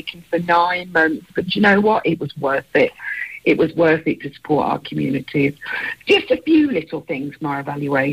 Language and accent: English; Birmingham, West Midlands, United Kingdom; I am a Brummie. So, so for me, to work for a charity that actually helps people from where I'm from